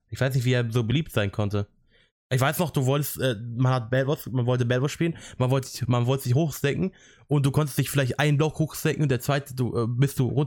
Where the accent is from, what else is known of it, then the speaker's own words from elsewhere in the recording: Italy; Und ich fand es auf jeden Fall nice als Italiener und als Italien-Fan, in Anführungszeichen, äh, dass Italien 3-0 gewonnen hat.